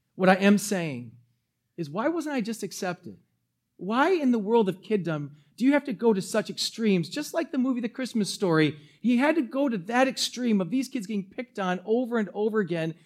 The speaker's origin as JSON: {"language": "English", "town": "New Berlin", "region": "Wisconsin", "country": "United States", "tie": "born or raised there", "also_born_or_lived": "Milwaukee", "said": "My family moved when I was going into fourth grade, the summer of going into fourth grade. I moved from Milwaukee"}